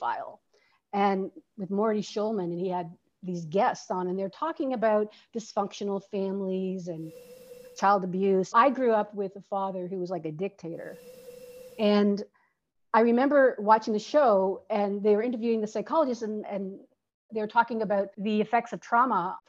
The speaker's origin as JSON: {"language": "English", "country": "Canada", "also_born_or_lived": "Toronto, Canada", "moved": "as an adult", "lives_now": "Santiago, Chile", "said": "I'm Canadian, and I'm currently living in Santiago, Chile"}